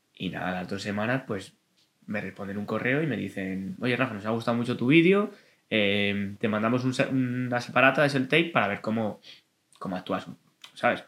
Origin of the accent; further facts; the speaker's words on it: Madrid, Community of Madrid, Spain; soy de aquí de Madrid, de un barrio muy bonito que se llama Vallecas